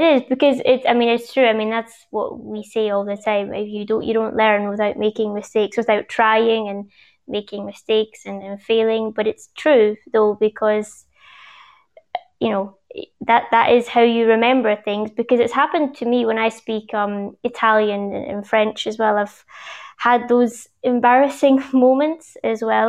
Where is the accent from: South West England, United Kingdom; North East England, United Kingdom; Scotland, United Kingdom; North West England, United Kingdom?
Scotland, United Kingdom; Glasgow; accent: Scottish, Glaswegian; moved away; I do definitely have a, a Scottish accent